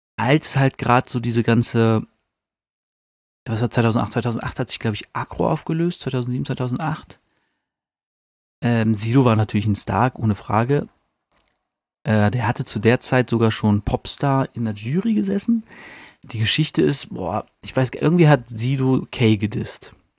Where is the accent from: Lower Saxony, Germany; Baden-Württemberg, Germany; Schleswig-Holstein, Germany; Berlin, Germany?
Lower Saxony, Germany; Hanover; als Hannoveraner